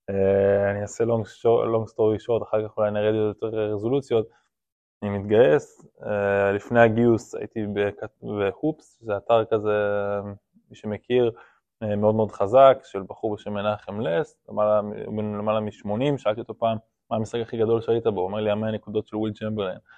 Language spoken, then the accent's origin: Hebrew; Rome, Lazio, Italy; born there; also born or lived in Ireland; אני אוהד רומא ומאוד מתחבר לכדורגל האיטלקי, נולדתי ברומא, אז התחלתי מהכיוון הזה בכלל. אה, ובגלל שגרתי באירלנד, שזה צמוד לאנגליה